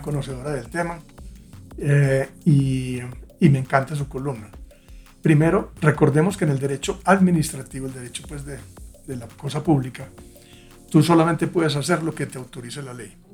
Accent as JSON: {"language": "Spanish", "region": "Antioquia", "country": "Colombia", "said": "Yo vengo pues de Antioquia, como se habrán dado cuenta por el acento"}